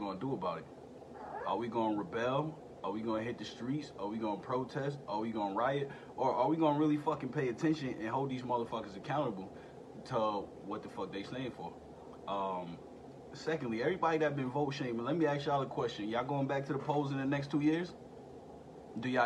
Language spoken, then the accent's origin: English; United States; as an American citizen and as a vet